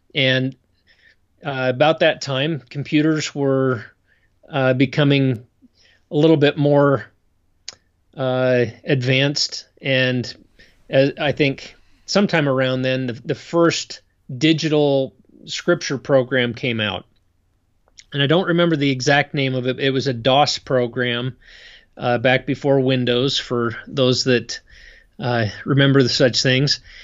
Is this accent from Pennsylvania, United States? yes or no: yes; State College, Pennsylvania, United States; moved away as an adult; also born or lived in Idaho; now in Utah, United States; I grew up back east in Pennsylvania